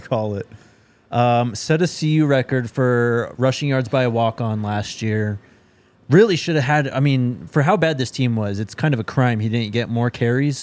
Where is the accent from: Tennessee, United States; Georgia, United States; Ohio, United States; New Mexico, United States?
New Mexico, United States; moved away; I grew up in New Mexico